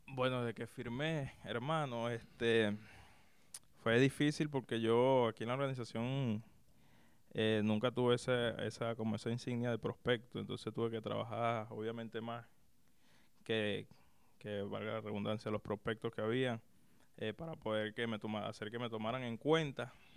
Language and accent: Spanish; Caracas, Capital District, Venezuela; moved away as an adult; also born or lived in Maracay, Venezuela; now in Florida, United States; Yo soy de Caracas. Eh, viví en gran parte de mi niñez ahí en, en, Caracas hasta más o menos alrededor de los 11, 12 años. Después me mudé a Maracay